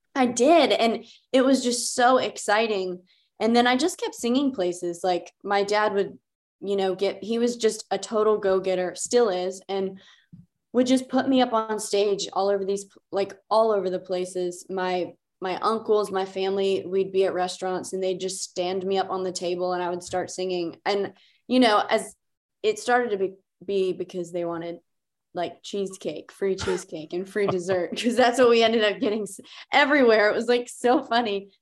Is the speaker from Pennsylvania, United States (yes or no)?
yes; Beaver Falls, Pennsylvania, United States; moved away as an adult; now in Nashville, United States; I'm from Pittsburgh, uh, well, forty miles north, a small town called Beaver Falls.